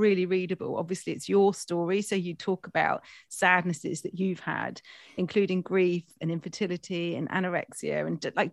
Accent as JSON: {"language": "English", "area": "near Stroud, Gloucestershire", "region": "South West England", "country": "United Kingdom", "tie": "born or raised there", "moved": "yes", "said": "I grew up near Stroud in Gloucestershire"}